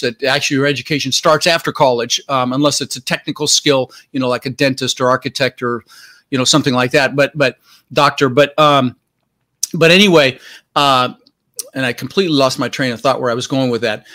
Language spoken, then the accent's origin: English; Denver, Colorado, United States; born or raised there; English is a second language; also born or lived in Netherlands